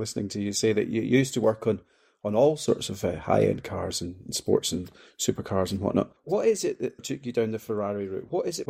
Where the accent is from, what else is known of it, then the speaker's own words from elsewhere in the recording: Scotland, United Kingdom; I'm being a Scotsman as well. I just burn.